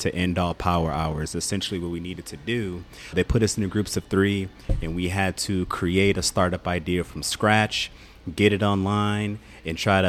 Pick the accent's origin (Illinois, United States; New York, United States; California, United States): Illinois, United States; Aurora; moved away; also born or lived in Miami / Manhattan / Bay Area / Portland; I'm actually from Aurora, Illinois